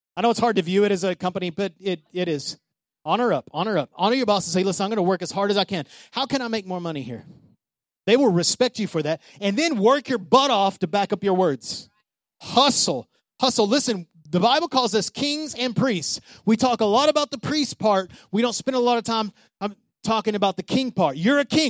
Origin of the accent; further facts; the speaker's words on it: Odessa, Texas, United States; moved away; Odessa, my hometown